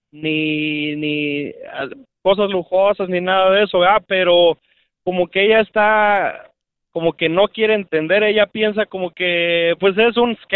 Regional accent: Mexico; moved away; yo soy de México

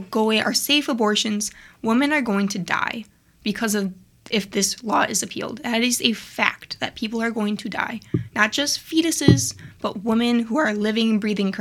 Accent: Illinois, United States; We're from Illinois

